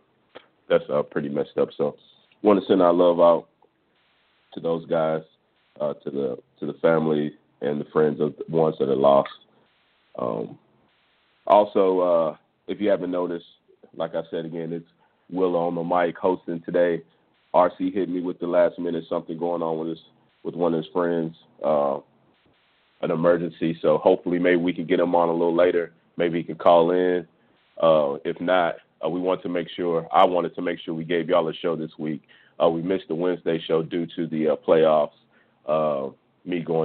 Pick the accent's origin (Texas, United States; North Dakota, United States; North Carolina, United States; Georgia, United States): Texas, United States; Houston; I'm from Houston, Texas, and Santa Fe is probably, you know, Santa Fe is a place that's probably 20 minutes away from where I grew up